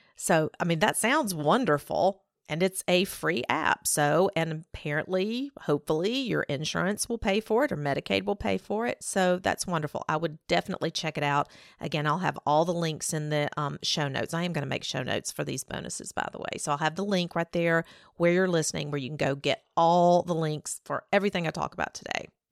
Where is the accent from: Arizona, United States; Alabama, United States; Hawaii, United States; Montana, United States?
Alabama, United States; growing up in Alabama